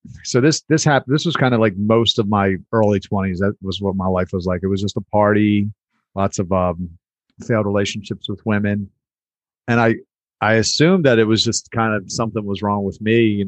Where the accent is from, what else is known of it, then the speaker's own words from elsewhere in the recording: Baltimore, Maryland, United States; born there; So yeah, I was born in Baltimore.